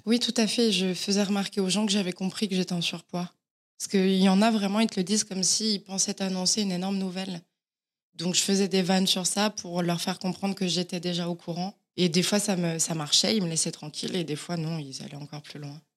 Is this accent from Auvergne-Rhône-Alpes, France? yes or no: yes; Auvergne-Rhône-Alpes, France; moved away as an adult; also born or lived in Villefranche-sur-Saône; now in Paris, France; Et j'ai grandi dans un petit village à côté de, Villefranche.